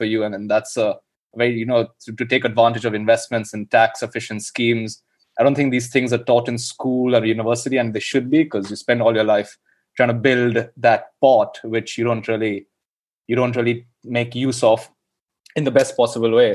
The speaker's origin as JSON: {"language": "English", "country": "India", "tie": "born or raised there", "moved": "as an adult", "lives_now": "London, United Kingdom", "said": "I grew up in India."}